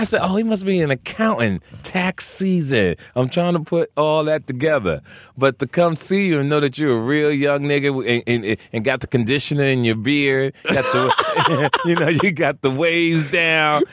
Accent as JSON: {"language": "English", "town": "Jersey City", "region": "New Jersey", "country": "United States", "also_born_or_lived": "Arizona / California", "moved": "as an adult", "said": "I'm originally from Jersey City, New Jersey, Brick City"}